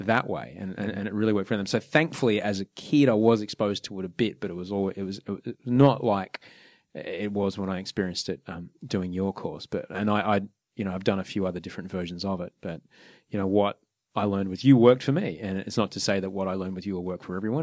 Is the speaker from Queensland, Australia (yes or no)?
yes; Brisbane, Queensland, Australia; also born or lived in Sydney; I grew up in Brisbane